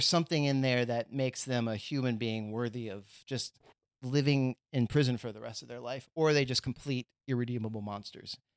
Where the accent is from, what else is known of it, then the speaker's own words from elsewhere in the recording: Texas, United States; moved away; I'm from Texas